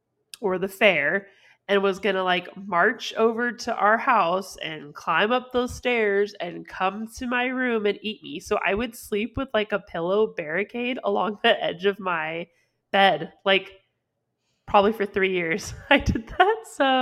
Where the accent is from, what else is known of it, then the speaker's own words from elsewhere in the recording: California, United States; Like we grew up in California